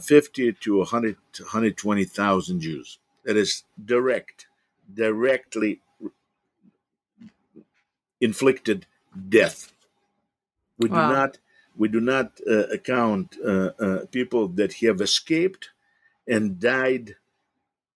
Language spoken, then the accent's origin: English; Vinnytsia, Vinnytsia Oblast, Ukraine; moved away as an adult; now in Chicago, United States; my hometown of Vinnytsia